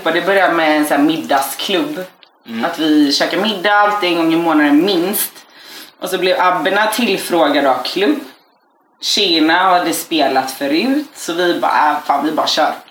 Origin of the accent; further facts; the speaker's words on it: Gothenburg, Västra Götaland, Sweden; vi växte upp på hissingen i Göteborg, det var inte ovanligt ändå.